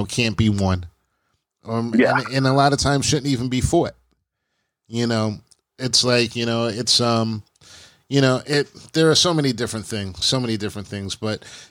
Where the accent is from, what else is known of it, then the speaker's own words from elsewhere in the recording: United States; I'm proud to be African-American, I'm proud of my family and my history and my past, I'm an American. You know, we're Americans first